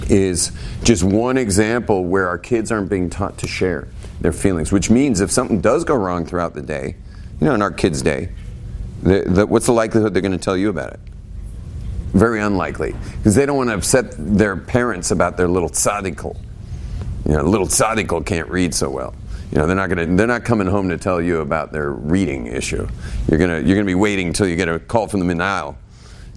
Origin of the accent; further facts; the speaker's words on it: West Coast, United States; moved away; also born or lived in Israel; I grew up on the West Coast.